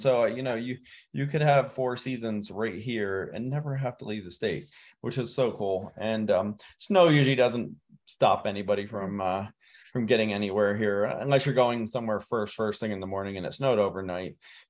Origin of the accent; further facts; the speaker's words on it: Pennsylvania, United States; now in Santa Fe, United States; I'm from Pennsylvania. And there you had snow that would come down in December and you wouldn't see the ground again till April.